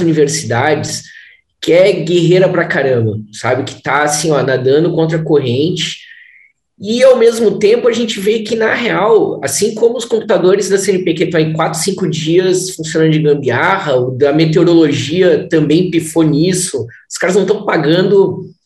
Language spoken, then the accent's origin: Portuguese; Brazil; como brasileiros